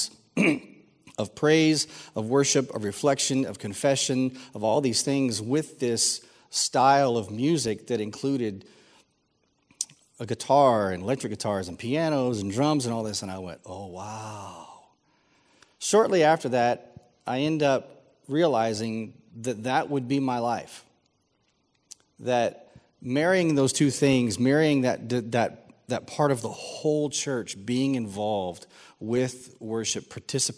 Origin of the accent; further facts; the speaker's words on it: San Antonio, Texas, United States; I grew up here in San Antonio